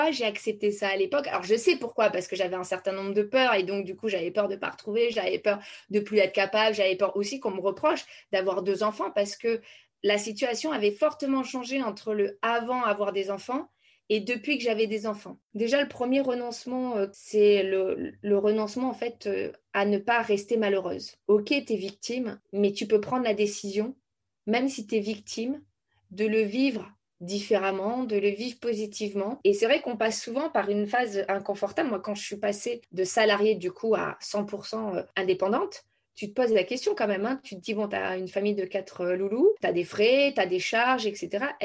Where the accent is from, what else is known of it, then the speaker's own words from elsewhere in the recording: France; moi, je suis euh, une fille de militaire. Donc, j'ai énormément déménagé partout en France. J'ai fait plus de 16 déménagements euh, dans ma jeunesse.